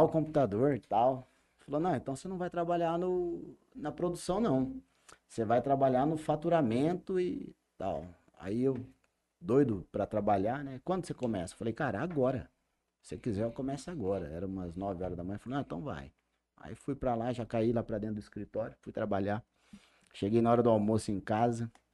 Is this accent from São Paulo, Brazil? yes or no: yes; Jales, São Paulo, Brazil; Nasci em São Paulo, vim para Jales com dois anos de idade, então tenho 41 anos de Jales